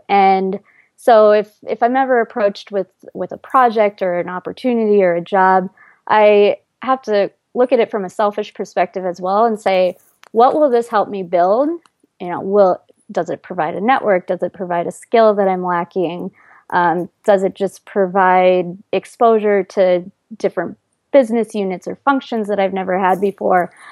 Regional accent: Iowa, United States; moved away as an adult; now in New York City, United States; in Iowa, I, it's I actually grew up in a fairly large town for Iowa

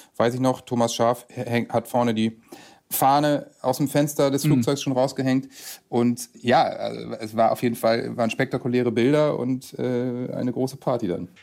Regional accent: Bassum/Bobswede near Bremen, Lower Saxony, Germany; gebürtig in Bremen, aufgewachsen in Bobswede bei Bremen

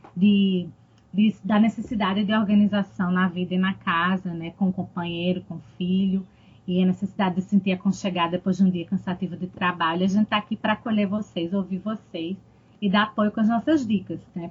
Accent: Northeast Region, Brazil; accent: Nordestino

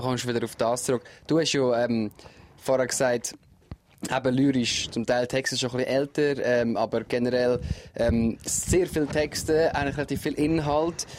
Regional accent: Switzerland; bei uns in der Schweiz

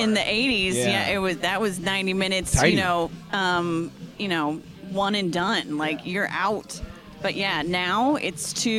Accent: Missouri, United States; now in Chicago, United States; because I'm from Missouri, so I talk.

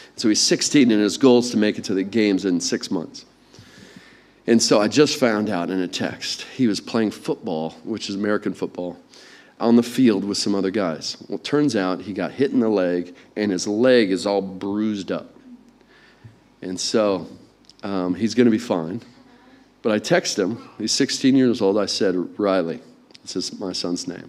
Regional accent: England, United Kingdom; accent: English; my inferior English accent

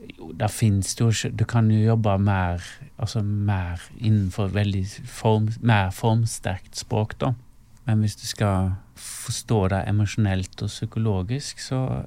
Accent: Stord, Vestland, Norway; moved away as an adult; da måtte jeg flytte vekk ifra Stord

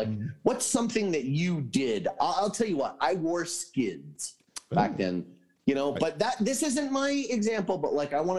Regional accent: Connecticut, United States; now in California, United States; I grew up in Connecticut. It was a little more East Coast.

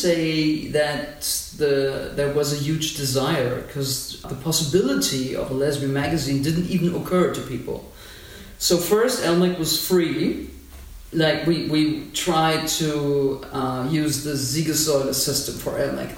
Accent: Berlin, Germany; I grew up in Berlin.

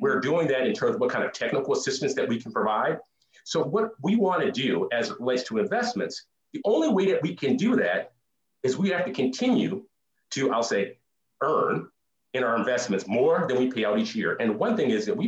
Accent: Duluth, Minnesota, United States; growing up in Duluth

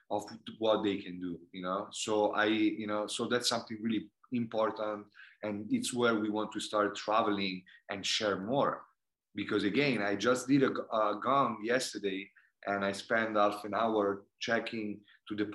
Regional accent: India; English is a second language; I personally, I grew up in going in India, and I saw how the karma work and how the energy of the universe canalized sometime.

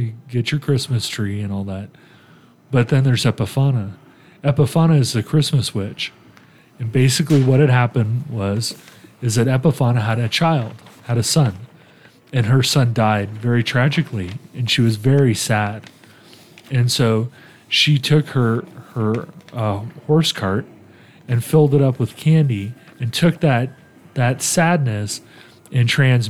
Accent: Italy; moved away; When I was a little kid, I grew up in Italy. The holidays are coming. I grew up in Italy. And, you know, we lived off base.

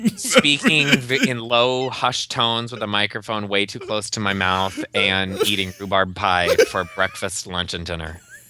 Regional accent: Northern Iowa, United States; now in Chicago, United States; I'm from Northern Iowa, which is almost Minnesota

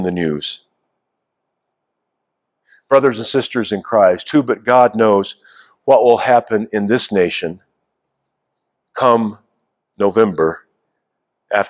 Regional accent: United States; our life together as American citizens

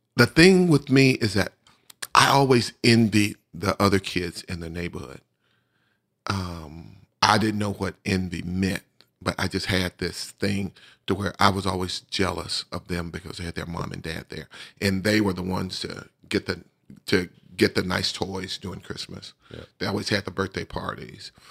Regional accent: Bessemer, Alabama, United States; we finished up in my hometown where I grew up

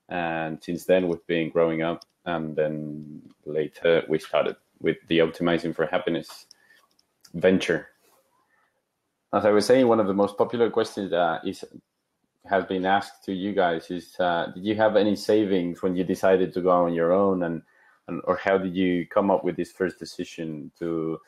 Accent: Mexico; moved away as an adult; now in Barcelona, Spain; I'm originally from Mexico. I moved to Barcelona 5 years ago

